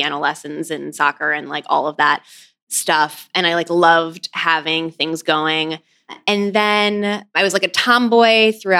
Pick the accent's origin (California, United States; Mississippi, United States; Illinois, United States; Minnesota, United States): Illinois, United States; Peoria; moved away as an adult; now in New York, United States; I grew up in Peoria, Illinois, which is like the middle of the Midwest. It's sort of equidistant between St. Louis and Chicago.